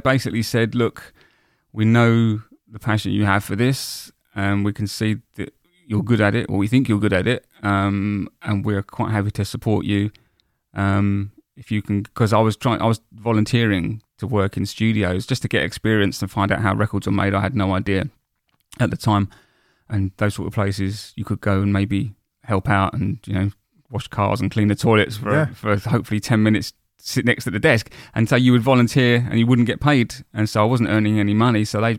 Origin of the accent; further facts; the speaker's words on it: Woolwich, London, United Kingdom; I grew up in Woolwich.